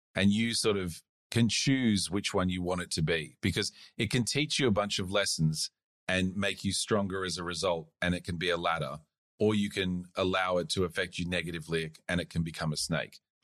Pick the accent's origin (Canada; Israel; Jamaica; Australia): Australia; also born or lived in South Africa / United States; I moved here when I was about eight or something like that. I just went to high school